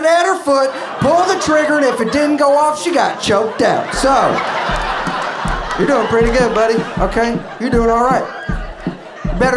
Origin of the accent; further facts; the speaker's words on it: Atlanta, Georgia, United States; now in New York, United States; I'm from the city, I'm from Atlanta, but my dad's from rural Georgia